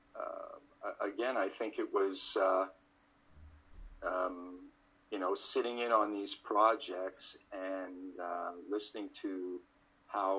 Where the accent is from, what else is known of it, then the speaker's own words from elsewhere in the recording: Montreal, Quebec, Canada; now in Toronto, Canada; I grew up in Montreal in the French part of Canada, and now I live in Toronto